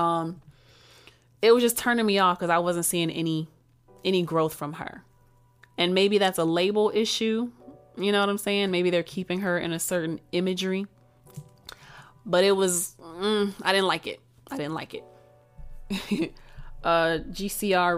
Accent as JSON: {"language": "English", "region": "Texas", "country": "United States", "said": "I'm from Texas"}